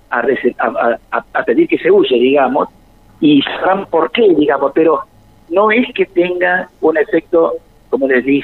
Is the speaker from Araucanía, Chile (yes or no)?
yes; Freire, Araucanía, Chile; now in Córdoba; siempre les digo que yo estoy en Córdoba, pero no soy de Córdoba soy de Freire